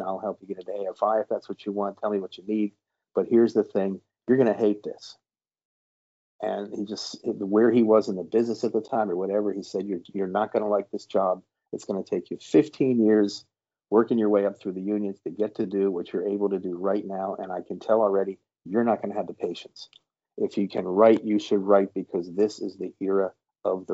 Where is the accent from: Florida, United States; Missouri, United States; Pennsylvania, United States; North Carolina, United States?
Pennsylvania, United States; Harrisburg; moved away as an adult; also born or lived in Boston; I came from Harrisburg